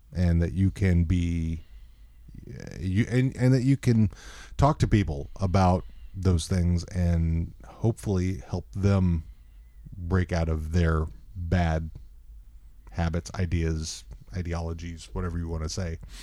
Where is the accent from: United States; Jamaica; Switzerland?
United States; Texas; moved away; coming from Texas in the time that I came from Texas